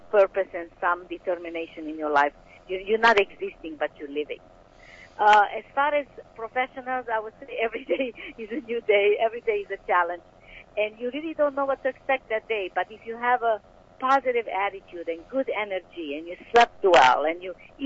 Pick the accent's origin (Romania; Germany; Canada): Romania; moved away; I was born in Romania.